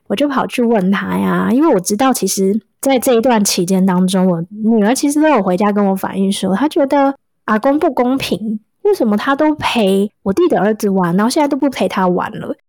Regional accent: Taipei, Taiwan; 虽然我在台北长大，但是有点像是眷村的社区，所以其实是有很多草坪啊、树啊

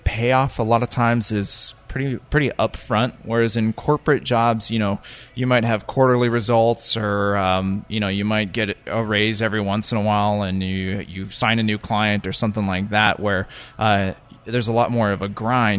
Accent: Albuquerque, New Mexico, United States; moved away as an adult; also born or lived in Mongolia / Singapore; I grew up in Albuquerque.

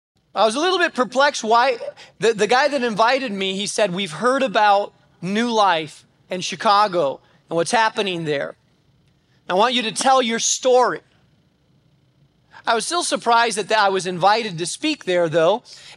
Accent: Spain; When I grew up in Spain, Spain was an extremely difficult place to plant a church.

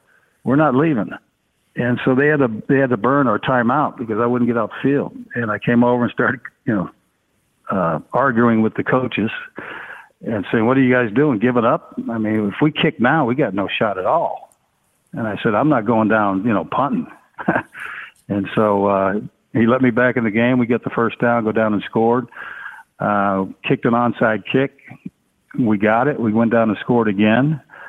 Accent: San Jose, California, United States; I mean, especially growing up in San Jose. I grew up with the brothers and the Mexicans.

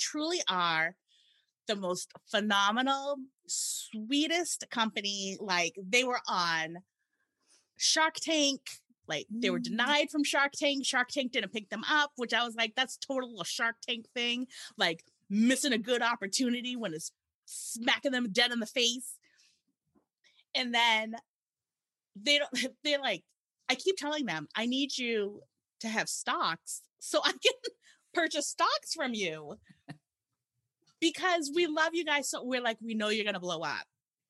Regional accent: Massachusetts, United States; Sherilyn and I are from Massachusetts

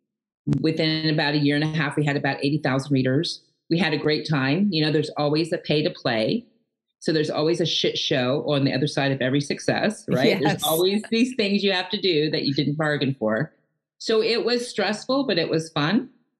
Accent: Edmond, Oklahoma, United States; I was born and raised in Edmond, Oklahoma, outside of Oklahoma City

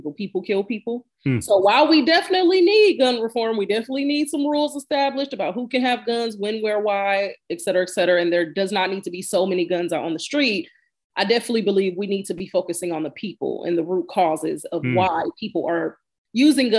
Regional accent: Milwaukee, Wisconsin, United States; I grew up in Milwaukee

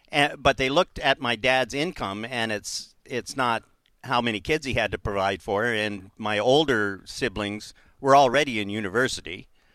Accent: Queens, New York, United States; seeing as how I'm a scholar from Queens.

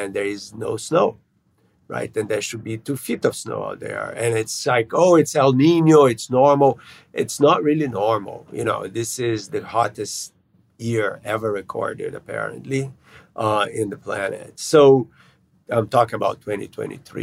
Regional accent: Brazil; moved away; I grew up in Brazil

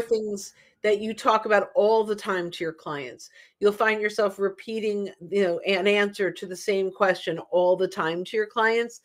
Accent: New Yorker, New Jersey, United States; also born or lived in New York; because I'm a New Yorker, North Jersey, I say error. I add that R at the end.

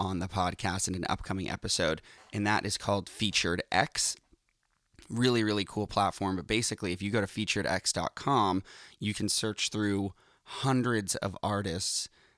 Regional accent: Boston, Massachusetts, United States; now in Los Angeles, United States; Yep, I'm Boston.

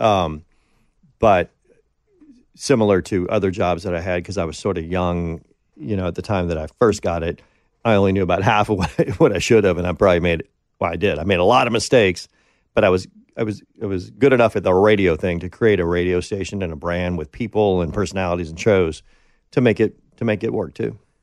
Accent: Green Bay, Wisconsin, United States; moved away as an adult; Green Bay, which is basically my hometown

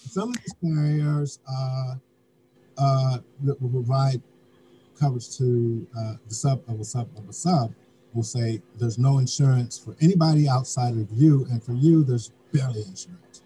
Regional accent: Denver, Colorado, United States; now in New York, United States; the city of Denver, my hometown

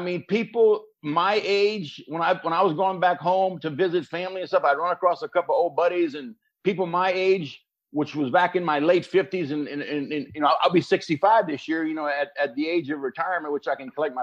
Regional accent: Reserve, Louisiana, United States; Reserve was a small little town along the Mississippi River

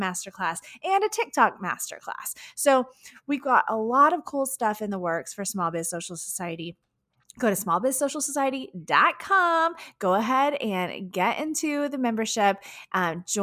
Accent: Houston, Texas, United States; my hometown of Houston, Texas

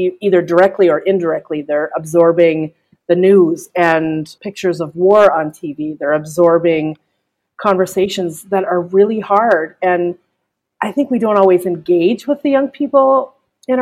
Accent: Canada; I'm Canadian, and we don't say, or we don't pronounce that letter as

